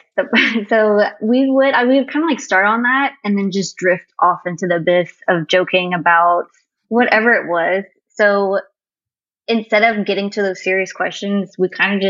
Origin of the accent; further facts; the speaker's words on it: Cajun, Louisiana, United States; I'm Cajun